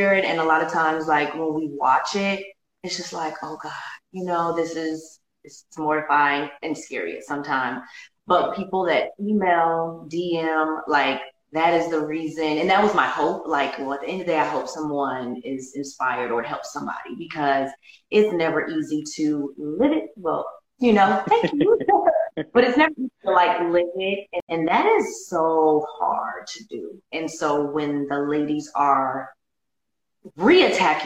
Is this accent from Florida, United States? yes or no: no; Chicago, Illinois, United States; I'm from Chicago